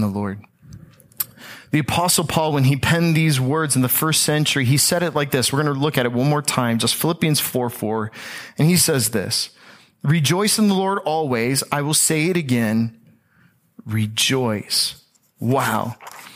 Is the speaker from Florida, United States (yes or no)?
yes; Tampa, Florida, United States; I am from the Tampa Bay area